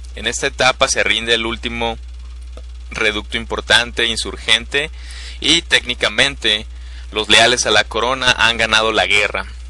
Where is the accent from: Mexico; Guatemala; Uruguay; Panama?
Mexico; somos mexicanos